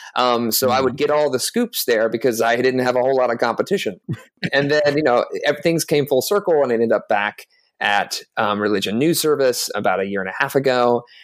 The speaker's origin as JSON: {"language": "English", "region": "South Carolina", "country": "United States", "tie": "born or raised there", "said": "i grew up in the American Southeast. I'm originally from South Carolina"}